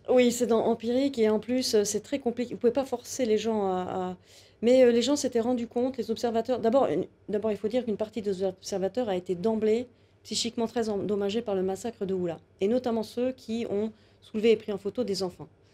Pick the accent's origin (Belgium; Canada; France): France; je suis une femme, je suis française, je suis une occidentale